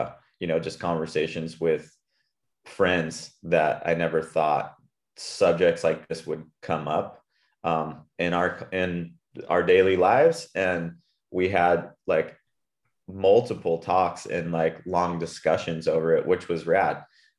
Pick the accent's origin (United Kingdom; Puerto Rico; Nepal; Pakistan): Puerto Rico; And like, yeah, I grew up in Puerto Rico, and yeah, hetero